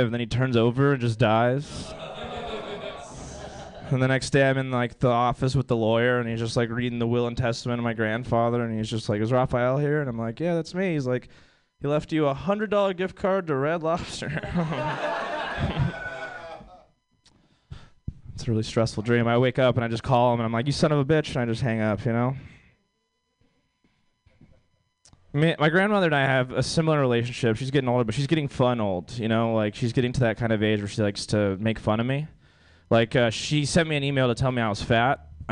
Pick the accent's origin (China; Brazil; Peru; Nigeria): Brazil; now in United States; I'm from Brazil. That's where I immigrated from. My whole family still lives in Brazil